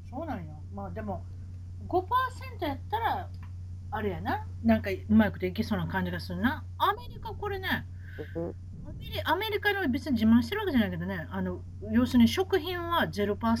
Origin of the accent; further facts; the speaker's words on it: Osaka, Japan; now in United States; やっぱ大阪人ですから